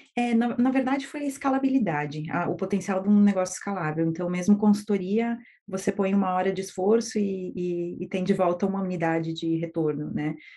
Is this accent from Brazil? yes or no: yes; Erechim, Rio Grande do Sul, Brazil; Eu sou de Erechim, do interior do Rio Grande do Sul, e os meus pais tinham uma pequena empresa de construção civil. E então eu cresci no meio desse ambiente de empreendedorismo